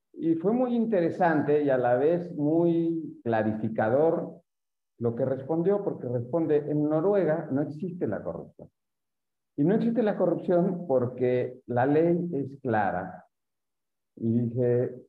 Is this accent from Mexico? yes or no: yes; Mexico; los mexicanos decimos